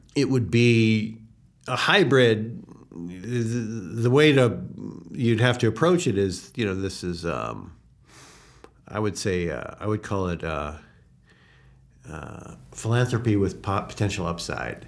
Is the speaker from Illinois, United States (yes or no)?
yes; Evanston, Illinois, United States; moved away as an adult; now in Hungary; I grew up in Chicago. I grew up in Chica, uh, suburb of Chicago, Evanston